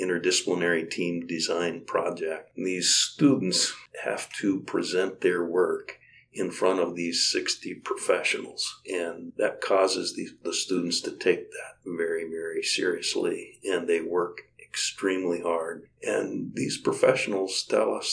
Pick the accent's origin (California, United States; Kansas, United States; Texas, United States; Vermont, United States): Kansas, United States; now in Nebraska, United States; I was born and raised in Kansas